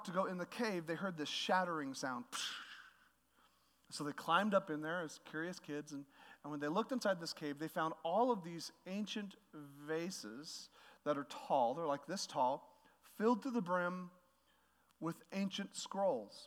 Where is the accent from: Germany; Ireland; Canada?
Canada; now in United States; I'm Canadian when I choose to be